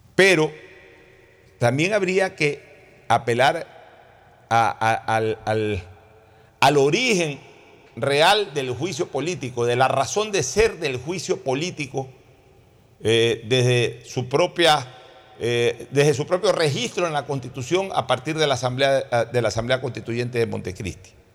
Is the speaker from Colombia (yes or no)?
no; Guayaquil, Guayas, Ecuador; yo hablo como guayaquileño